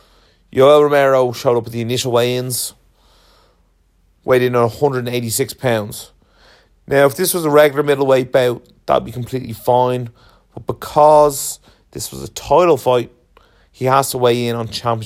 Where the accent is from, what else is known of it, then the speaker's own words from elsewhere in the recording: Ireland; being Irish